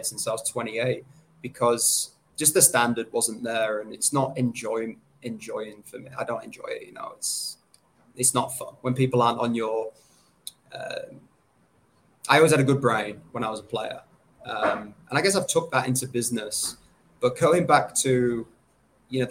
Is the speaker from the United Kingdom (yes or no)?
yes; England, United Kingdom; moved away as an adult; now in Sydney, Australia; I'm an English guy. I came over to Sydney February 2014.